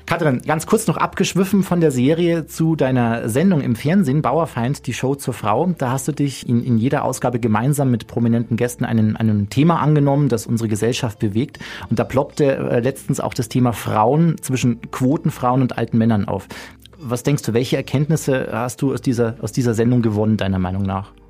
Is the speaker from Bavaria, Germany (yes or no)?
yes; Chiemsee, Chiemgau, Bavaria, Germany; ich komme ähm, aus Bayern, vom Chiemsee im Chiemgau